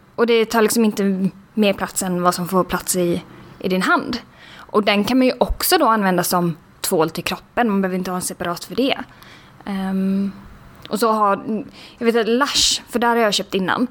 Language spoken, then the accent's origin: Swedish; Sweden; vi som svenskar